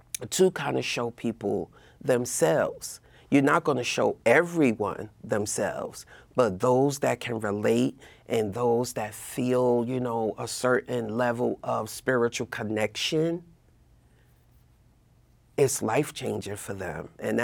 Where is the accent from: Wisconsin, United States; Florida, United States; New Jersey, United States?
New Jersey, United States; Newark; Well, technically, I grew up in Newark, right? My parents moved to Union County quite some time ago.